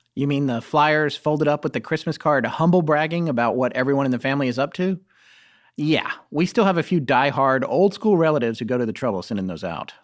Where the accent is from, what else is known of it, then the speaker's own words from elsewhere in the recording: Raleigh, North Carolina, United States; also born or lived in Death Valley, California / Denver, Colorado; I moved to Raleigh, North Carolina, which is where I consider myself as being from. I grew up more in North Carolina, although Denver has a special place in my heart.